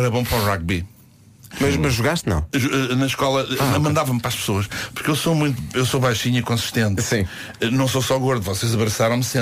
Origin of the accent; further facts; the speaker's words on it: Paços de Ferreira, Porto District, Portugal; como é que foste descobrir que eu sou de Passos de Ferreira?